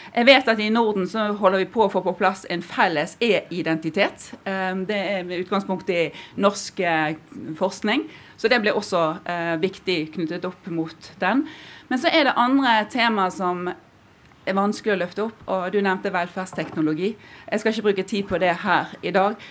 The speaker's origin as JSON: {"language": "Norwegian", "region": "Western Norway", "country": "Norway", "said": "jeg kommer fra Vestlandet"}